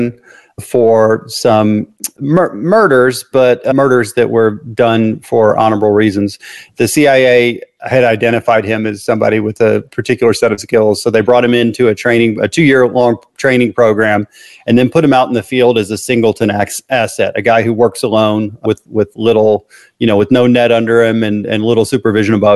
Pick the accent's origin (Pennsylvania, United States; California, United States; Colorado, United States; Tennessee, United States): Tennessee, United States; Memphis; I was born in Memphis, Tennessee, where I still live.